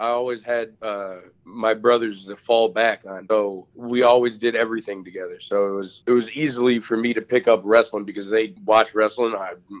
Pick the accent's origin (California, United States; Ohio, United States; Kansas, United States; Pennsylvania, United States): Ohio, United States; Sandusky; I'm from Sandusky.